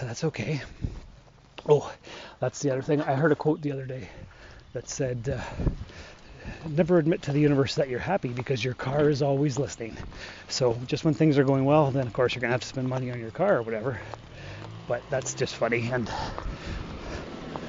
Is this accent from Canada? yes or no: yes; Sault Ste. Marie, Ontario, Canada; moved away as an adult; also born or lived in North Bay / Timmins; I was born and raised here in the Sioux.